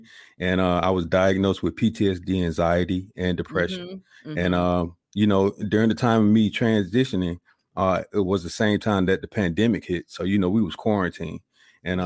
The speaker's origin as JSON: {"language": "English", "town": "Columbus", "region": "Georgia", "country": "United States", "moved": "as an adult", "said": "I'm originally from Columbus, Georgia. Joined the military, spent 21 years in the service"}